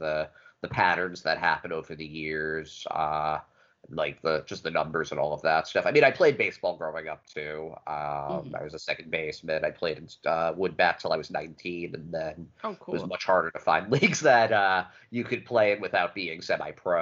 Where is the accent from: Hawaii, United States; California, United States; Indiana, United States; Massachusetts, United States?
Massachusetts, United States; Acton; I'm from Acton, which is like suburban Massachusetts